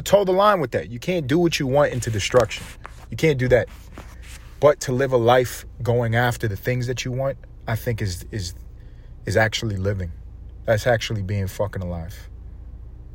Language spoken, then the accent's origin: English; United States; I'm fucking American